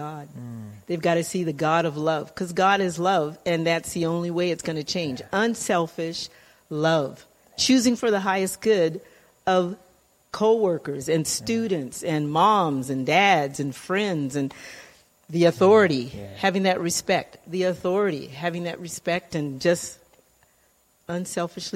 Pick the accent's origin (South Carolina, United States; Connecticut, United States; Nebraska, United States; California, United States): California, United States; also born or lived in Louisiana; raised in California